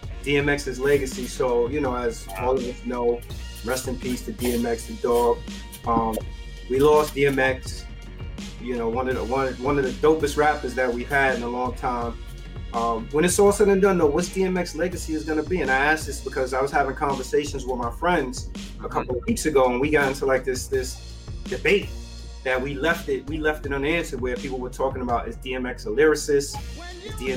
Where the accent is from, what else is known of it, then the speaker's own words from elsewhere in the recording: New York City, New York, United States; All three of us, we grew up in the Bronx